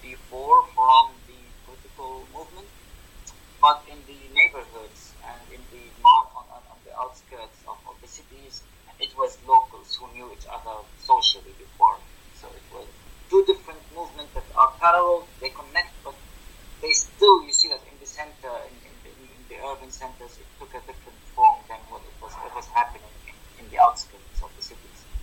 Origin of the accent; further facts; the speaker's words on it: Tartus, Tartus Governorate, Syria; born or raised there; moved away